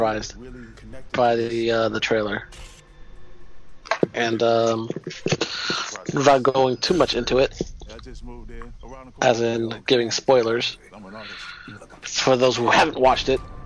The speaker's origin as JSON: {"language": "English", "region": "New Jersey", "country": "United States", "said": "I'm from Jersey"}